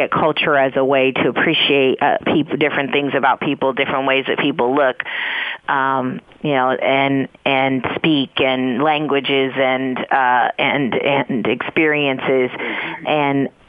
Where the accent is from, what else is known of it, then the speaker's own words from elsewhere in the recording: San Francisco, California, United States; also born or lived in East Coast, United States; my own experience having been raised in San Francisco as well. And interesting, you know, I came from the East Coast